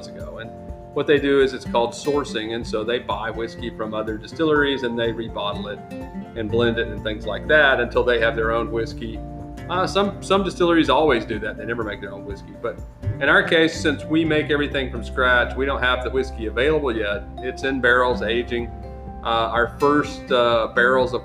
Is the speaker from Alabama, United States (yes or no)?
yes; Alabama, United States; I'm from Alabama